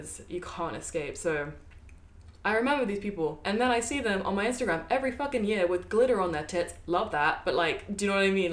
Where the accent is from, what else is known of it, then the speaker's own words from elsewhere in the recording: Brighton, South East England, United Kingdom; I've I've grown up in Brighton for what? How many years? Like ten years or plus